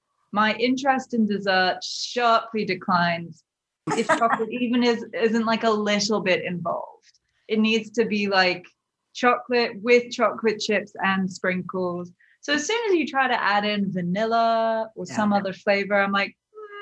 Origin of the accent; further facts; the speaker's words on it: London, United Kingdom; now in New York, United States; Well, I grew up in London and then New York, which is where I am now.